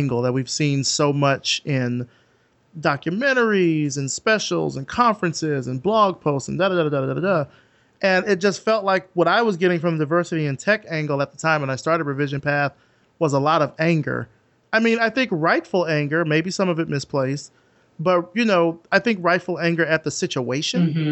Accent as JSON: {"language": "English", "town": "Selma", "region": "Alabama", "country": "United States", "tie": "born or raised there", "said": "I'm from Selma"}